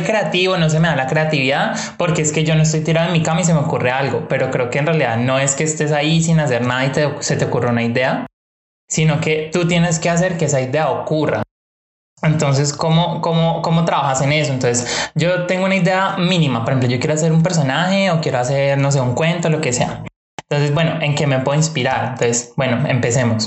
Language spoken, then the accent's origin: Spanish; Cali, Valle del Cauca, Colombia; De Cali, Colombia